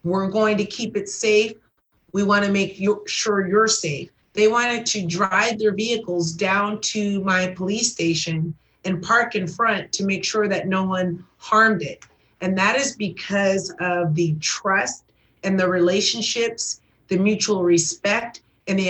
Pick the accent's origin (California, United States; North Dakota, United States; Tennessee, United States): California, United States; Los Angeles; I was working in Southeast Division in Watts, the community that I grew up in and have a huge heart for, and born and raised in South Los Angeles